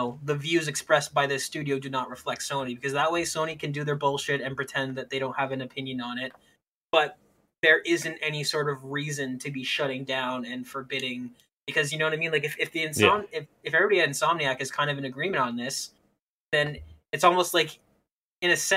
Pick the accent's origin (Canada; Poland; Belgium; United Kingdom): Canada; I'm speaking as a Canadian